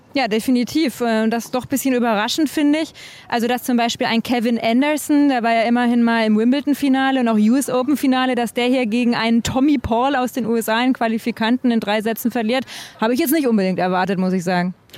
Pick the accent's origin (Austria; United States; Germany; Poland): Germany; Konstanz, Baden-Württemberg; ich komme jetzt nicht aus Villingen okay. genau, sondern aus äh, Konstanz oder Konstanz, wie wir sagen